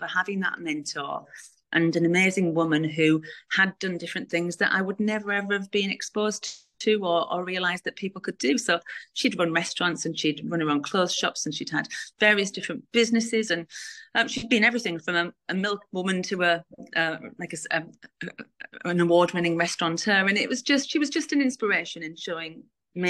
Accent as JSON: {"language": "English", "town": "Middlesbrough", "region": "North East England", "country": "United Kingdom", "said": "from Middlesbrough"}